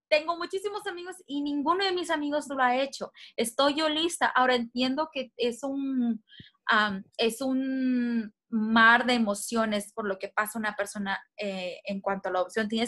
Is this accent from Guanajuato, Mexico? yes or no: no; Monterrey, Nuevo León, Mexico; De hecho, en Monterrey, de que es de donde soy yo, ahí se puso la primer ley